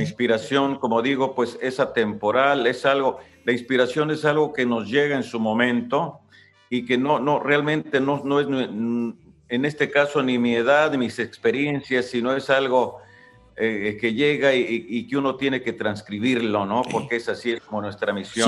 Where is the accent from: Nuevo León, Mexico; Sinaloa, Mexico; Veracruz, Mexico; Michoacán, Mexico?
Michoacán, Mexico; Ario de Rosales; ahí en Área de Rosales, de donde yo soy